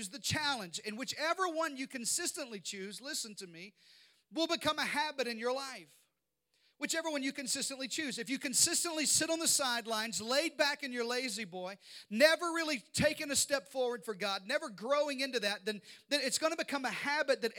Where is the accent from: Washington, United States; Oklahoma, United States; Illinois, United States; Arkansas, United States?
Arkansas, United States; I grew up in Arkansas. I know you can't tell from this accent, but I grew up in the deep south